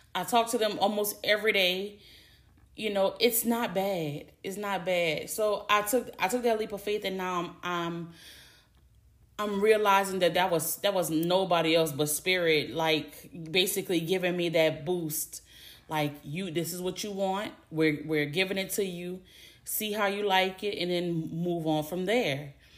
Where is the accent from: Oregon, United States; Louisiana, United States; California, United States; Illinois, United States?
Louisiana, United States; I'm from Louisiana. Born and raised, lived in Louisiana my whole life